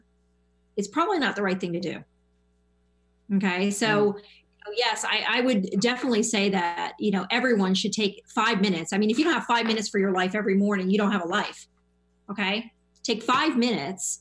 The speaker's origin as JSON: {"language": "English", "town": "Miami", "region": "Florida", "country": "United States", "said": "I'm from Miami."}